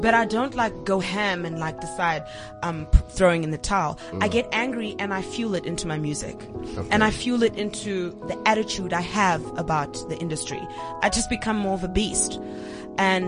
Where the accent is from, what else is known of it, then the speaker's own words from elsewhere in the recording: South Africa; South African artists